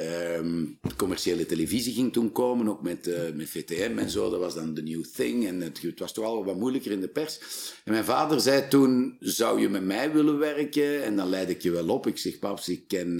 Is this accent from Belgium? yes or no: yes; Flanders, Belgium; wij zijn Vlamingen